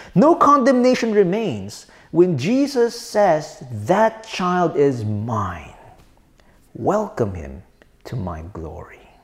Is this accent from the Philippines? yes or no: yes; Philippines; I'm a Filipino citizen